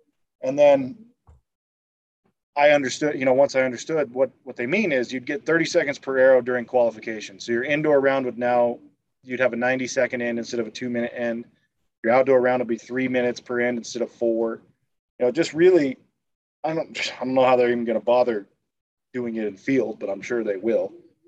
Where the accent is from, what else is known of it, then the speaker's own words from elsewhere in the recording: United States; They don't seem to hold any disdain for me as an American, which is nice.